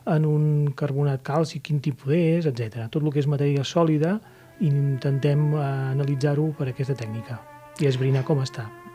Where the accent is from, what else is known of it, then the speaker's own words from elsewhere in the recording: Catalonia, Spain; tenim nosaltres com a catalans